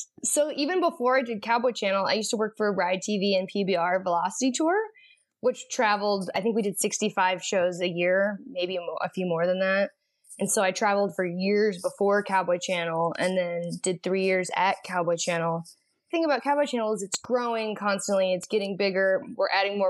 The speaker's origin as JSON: {"language": "English", "town": "Canyon", "region": "Texas", "country": "United States", "tie": "born or raised there", "also_born_or_lived": "Weatherford, Texas", "said": "I grew up in Canyon, Texas, which is just outside of Amarillo"}